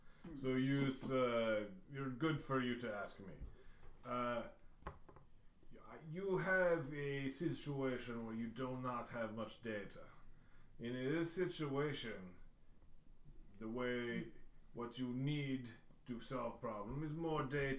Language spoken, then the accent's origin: English; Moldova; I'm not from Russia. I'm from Moldova. The splinter state of Romania.